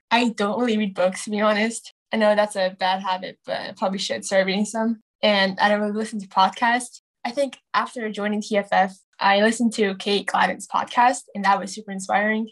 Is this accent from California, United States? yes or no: yes; Bay Area, California, United States; also born or lived in Dallas, Texas / Chicago, Illinois; I'm 14 from the Bay Area. And I was born in Dallas, Texas, and then to Chicago. And five years ago, I came to California